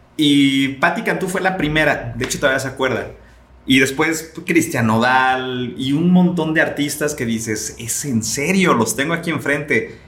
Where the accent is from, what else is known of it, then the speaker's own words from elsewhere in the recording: Atotonilco el Alto, Jalisco, Mexico; me encanta presumir que soy de allá. La gente en Guadalajara sabe que soy de Totonilco